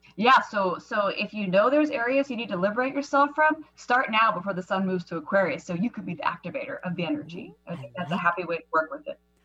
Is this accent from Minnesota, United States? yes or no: no; Seattle, Washington, United States; moved away; Seattle is my hometown